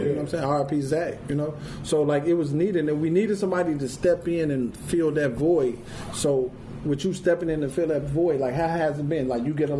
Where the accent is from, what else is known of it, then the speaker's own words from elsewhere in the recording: Chicago, Illinois, United States; I'm from Chicago